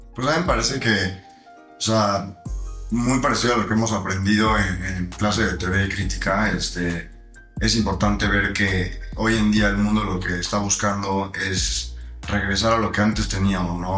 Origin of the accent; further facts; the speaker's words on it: Mexico; como mexicano